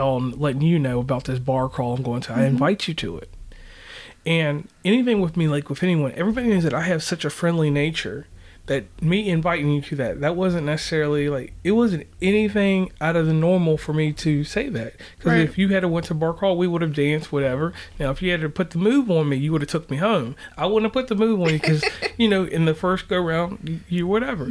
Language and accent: English; Tappahannock, Virginia, United States; also born or lived in Charleston; I'm from Virginia